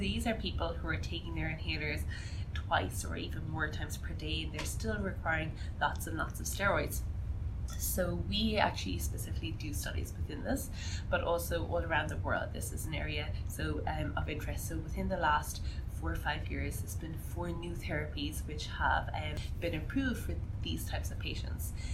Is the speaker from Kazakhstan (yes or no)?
no; Ireland; moved away as an adult; now in Canada; I'm actually Irish, you can't tell from my accent